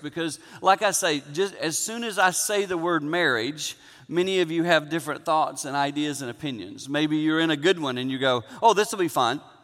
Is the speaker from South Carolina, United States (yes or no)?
yes; Six Mile, South Carolina, United States; I grew up in Six Mile, South Carolina. I grew up on a little farm